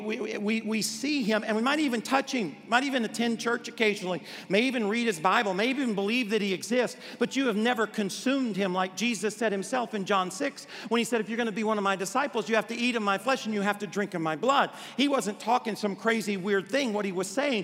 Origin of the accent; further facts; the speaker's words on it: Arkansas, United States; I grew up in Arkansas